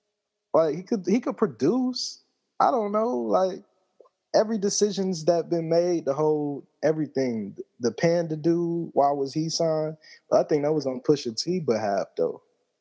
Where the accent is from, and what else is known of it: Atlanta, Georgia, United States